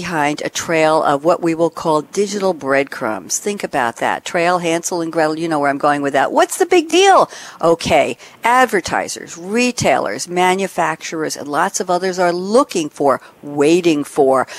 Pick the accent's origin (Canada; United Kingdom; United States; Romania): United States; New York; I am from New York